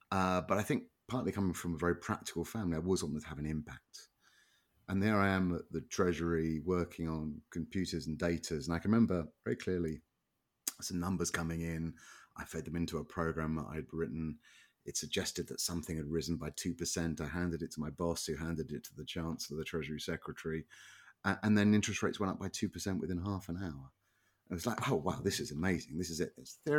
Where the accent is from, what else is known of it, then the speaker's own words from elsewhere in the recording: London, United Kingdom; North London, or North London, to use my original accent. Sort of outer suburb, sort of an industrial suburban area.